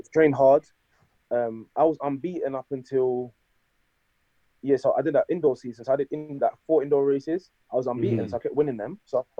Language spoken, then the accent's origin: English; England, United Kingdom; I'm born in England. I got to represent England because I'm not Scottish. I'm not Welsh. I'm not Irish. I'm from England.